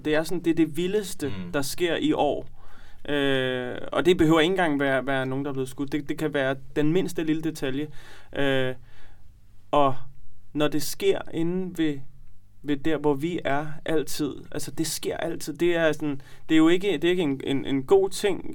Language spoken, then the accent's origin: Danish; Copenhagen, Capital Region of Denmark, Denmark; vi er fra Nørrebro